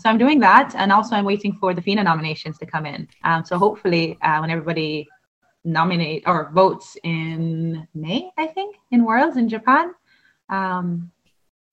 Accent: Jamaica; moved away as an adult; growing up in Jamaica

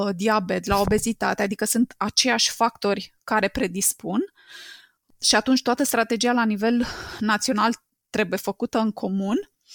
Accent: Romania; noi, ca români

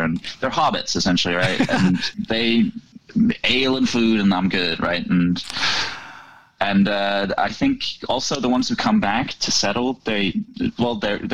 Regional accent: Ørsta, Møre og Romsdal, Norway; English is a second language; it's a small commune called Ørsta, and it's in the middle of what's called the Norwegian Alps

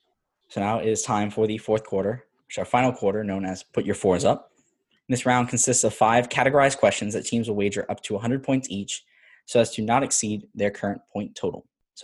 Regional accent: Louisiana, United States; I'm from Louisiana

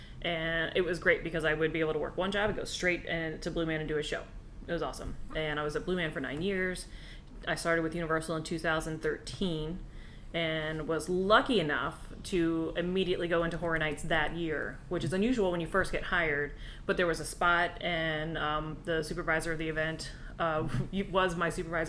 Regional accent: Washington, District of Columbia, United States; now in Orlando, United States; because I'm originally from Washington D.C.

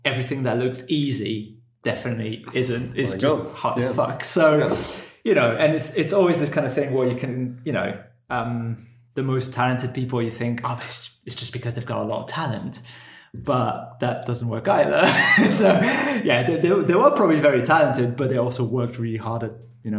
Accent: France; moved away as an adult; also born or lived in United Kingdom / United States; now in Germany; I was born in France from a German dad and a Moroccan mum

